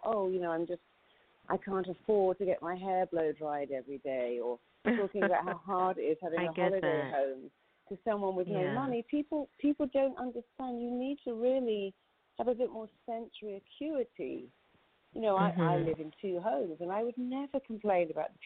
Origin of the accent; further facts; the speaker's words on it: United Kingdom; as a Brit